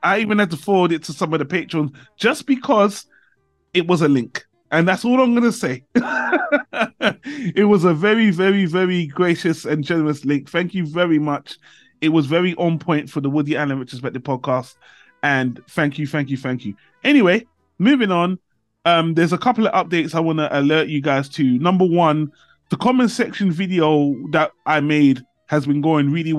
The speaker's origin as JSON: {"language": "English", "country": "United Kingdom", "said": "I came back to my home country, UK"}